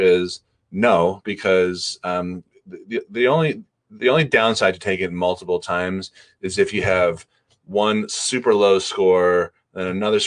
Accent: Newton, Massachusetts, United States; my hometown, Newton, Mass, there's two colleges there

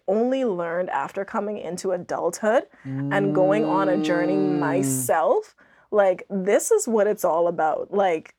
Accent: Bahamas; moved away as an adult; also born or lived in Andros, Bahamas; growing up in the Bahamas

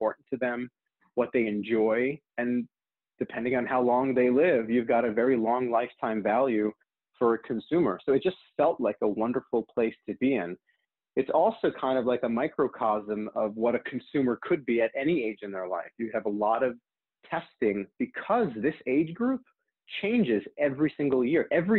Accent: New York City, New York, United States; born there; also born or lived in New Jersey / California; So I was born in New York City, moved to New Jersey, from New Jersey, moved to California, from California, went back to New Jersey.

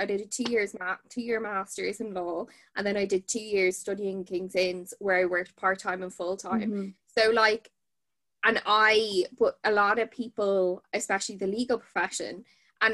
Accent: Dublin, Leinster, Ireland; also born or lived in Kilkenny; I'm from Dublin originally, but then moved to Kilkenny.

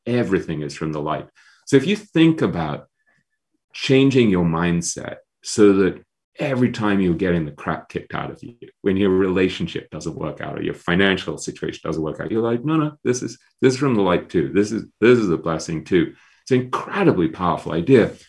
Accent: England, United Kingdom; I'm an English intellectual snob by, by, by training and nature

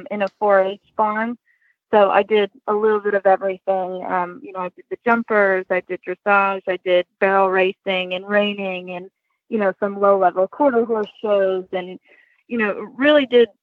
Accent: Olean, New York, United States; now in Kennett Square, United States; I grew up in Olean, New York

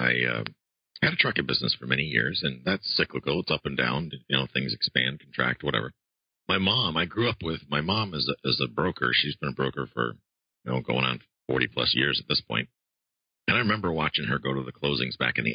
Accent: Florida, United States; also born or lived in Buffalo, New York; I was born in Buffalo, but my parents, after the blizzard of 77, and that'll date you how old I was when I was a kid, moved down to Florida to escape the snow

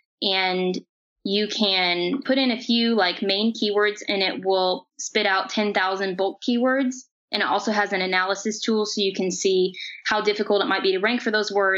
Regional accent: Bedford, Indiana, United States; here in my hometown of Bedford.

